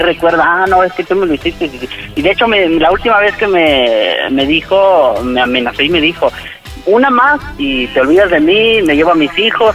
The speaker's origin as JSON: {"language": "Spanish", "town": "Toluca", "region": "State of Mexico", "country": "Mexico", "tie": "born or raised there", "moved": "as an adult", "lives_now": "Zacatecas, Mexico", "said": "nosotros somos originarios del Estado de México, de Toluca"}